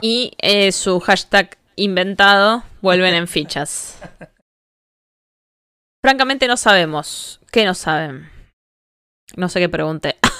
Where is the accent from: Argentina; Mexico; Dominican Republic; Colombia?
Argentina